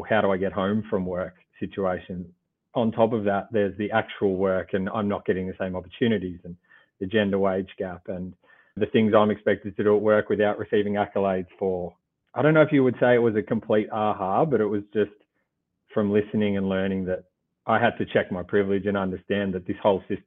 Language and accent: English; Gippsland, Victoria, Australia; I grew up in a country town down in Gippsland, 2 hours from Melbourne